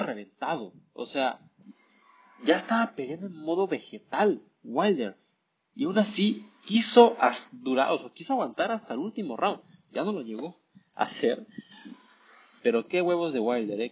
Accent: Mexico

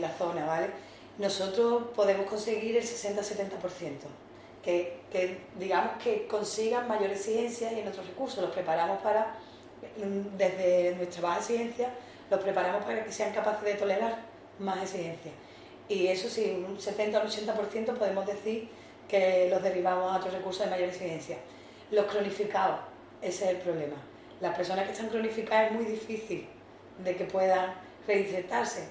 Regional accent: San Fernando, Andalusia, Spain; moved away as an adult; now in Algeciras, Spain; soy natural de San Fernando, pero vine aquí a Algeciras por motivos laborales

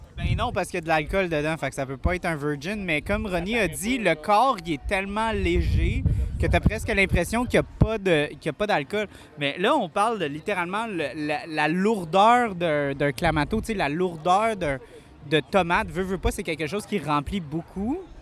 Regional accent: Montreal, Quebec, Canada; moi je viens de Montréal

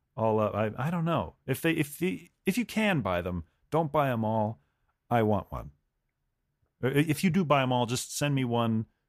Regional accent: United States; as an American

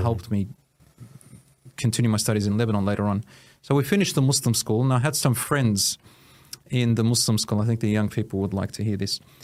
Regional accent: Williamstown, Victoria, Australia; also born or lived in Newport; I was born in Australia, Williamstown, and I was raised with, uh, a particular village belonging to my mother's.

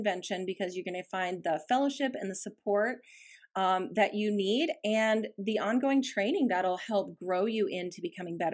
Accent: Bozeman, Montana, United States; moved away as an adult; now in Boise, United States; I did grow up in that beautiful setting

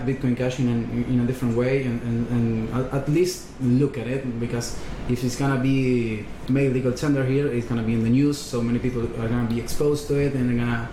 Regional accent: Argentina; We came from Argentina

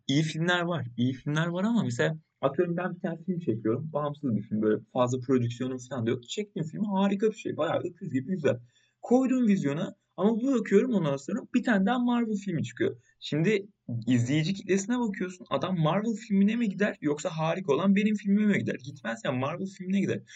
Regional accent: Turkey; Biz Türkler olarak

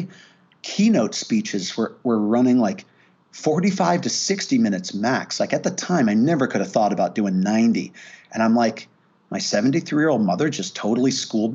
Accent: Woodbury, Connecticut, United States; I grew up in a town called Woodbury, Connecticut, a small ancient town as U.S. standards go.

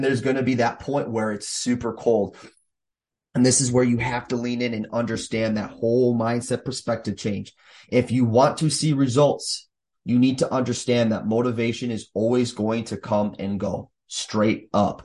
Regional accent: Minnesota, United States; here in Minnesota, my hometown or home state

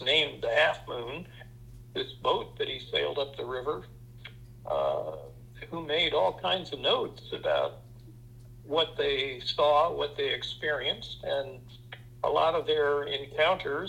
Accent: France; now in Rhinebeck, United States; I'm actually a native of, and I'm actually a citizen of France.

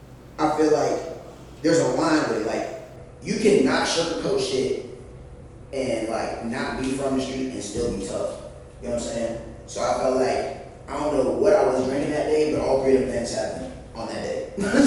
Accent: New York, United States; moved away; I'm from New York. So like, for some, and I moved, like, you know what I'm saying? I'm from there, but I moved away.

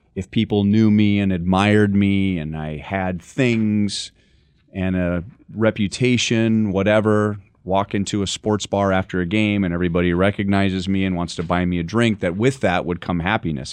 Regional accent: Los Angeles, California, United States; I grew up in Los Angeles

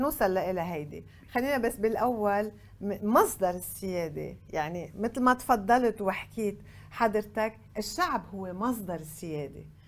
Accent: Lebanon; عندنا بلبنان

